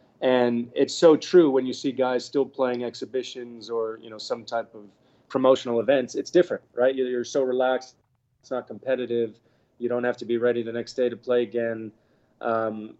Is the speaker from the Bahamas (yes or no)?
yes; Bahamas; We were born in the Bahamas. We got to grow up here.